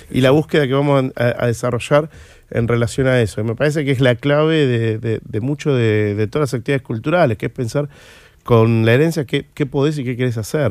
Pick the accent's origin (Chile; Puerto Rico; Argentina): Argentina; era un bar que yo frecuentaba en mi adolescencia, pues fui al pellegrino un colegio que estaba ahí cerca